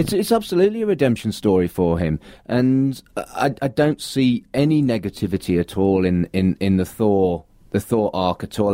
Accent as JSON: {"language": "English", "country": "United Kingdom", "said": "me being British"}